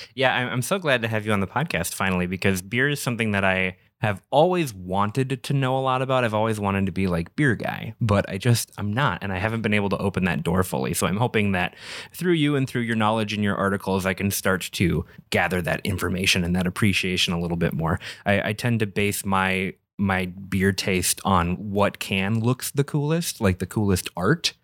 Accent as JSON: {"language": "English", "region": "Minnesota", "country": "United States", "moved": "yes", "lives_now": "Wisconsin, United States", "said": "we're in Wisconsin, I'm from Minnesota, so that, the whole culture is still weird to me."}